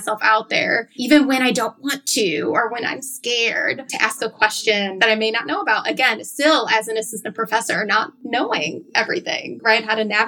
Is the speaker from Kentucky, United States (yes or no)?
no; Chicago, Illinois, United States; validated my experiences as a young woman of color growing up in Chicago.